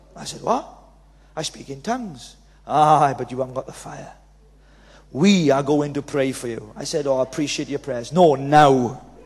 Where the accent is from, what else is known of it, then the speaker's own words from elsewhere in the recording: Wales, United Kingdom; accent: Welsh; So I'm Welsh